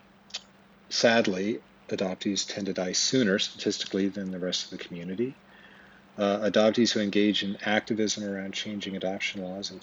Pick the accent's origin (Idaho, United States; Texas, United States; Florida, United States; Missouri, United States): Idaho, United States; Twin Falls; I was born on April 15th, 1974 at the Magic Valley Regional Medical Center in Twin Falls, Idaho